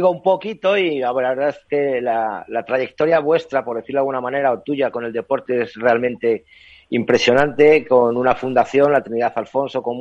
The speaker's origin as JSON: {"language": "Spanish", "region": "Castile and León", "country": "Spain", "said": "yo como castellano leonés"}